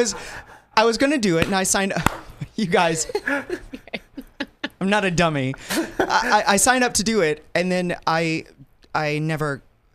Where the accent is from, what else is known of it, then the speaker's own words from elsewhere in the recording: West Memphis, Arkansas, United States; I was from West Memphis, Arkansas